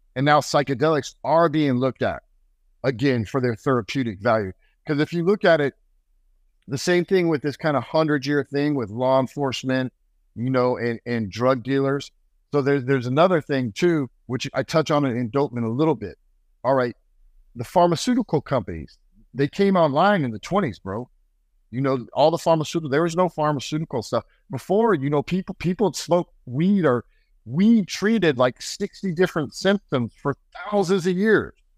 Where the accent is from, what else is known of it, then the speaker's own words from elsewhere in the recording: United States; I'm American